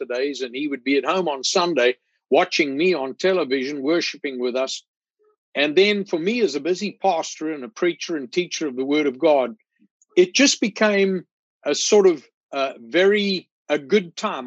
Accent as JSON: {"language": "English", "country": "South Africa", "tie": "born or raised there", "moved": "as an adult", "lives_now": "Spartanburg, United States", "said": "I grew up in South Africa"}